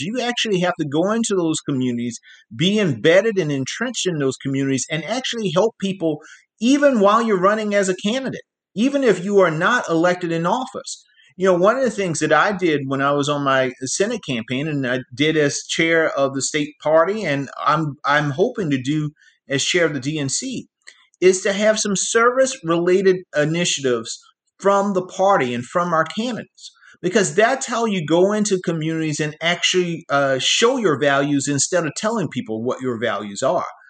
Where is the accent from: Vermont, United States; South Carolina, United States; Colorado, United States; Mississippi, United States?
South Carolina, United States; born or raised there